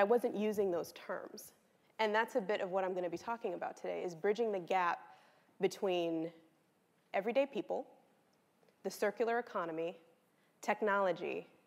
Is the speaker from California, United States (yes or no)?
yes; Los Angeles, California, United States; I was born and raised in Los Angeles, California, late 80s, early 90s